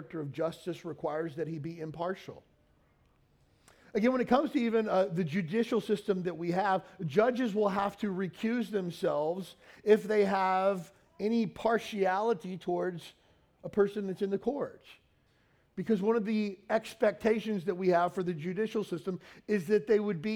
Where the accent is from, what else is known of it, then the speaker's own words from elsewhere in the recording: Kentucky, United States; moved away as an adult; also born or lived in California; I grew up in the South. I grew up in Kentucky. I grew up in an all-white county